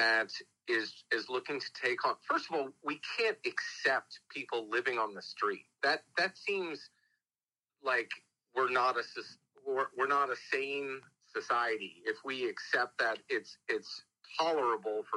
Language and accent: English; New York, United States; moved away; also born or lived in Texas; I was raised in New York